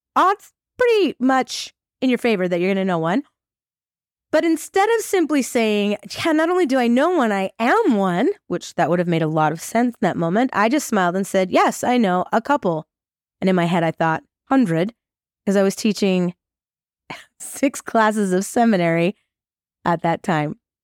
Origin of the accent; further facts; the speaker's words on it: Farmington, Utah, United States; also born or lived in Idaho; I am from Farmington, Utah.